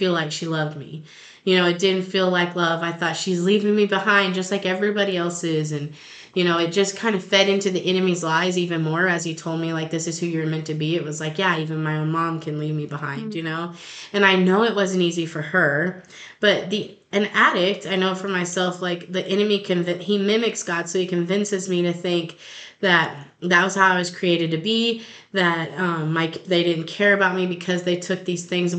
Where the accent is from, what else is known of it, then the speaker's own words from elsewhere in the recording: Long Lane, Missouri, United States; We're from Long Lane